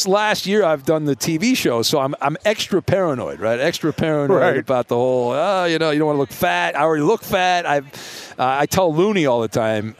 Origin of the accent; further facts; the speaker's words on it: California, United States; My mom, growing up in Orange County, the Rams trained in Irvine and Cal State Fullerton, and so my mom would occasionally drop me off at Rams training camp.